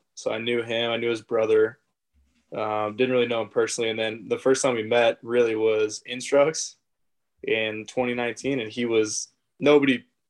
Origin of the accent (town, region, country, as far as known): Davis, California, United States; born or raised there